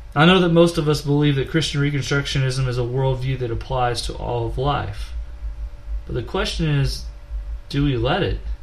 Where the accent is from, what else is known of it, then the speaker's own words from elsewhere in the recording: Nederland, Texas, United States; From a town near Beaumont, Texas called Nederland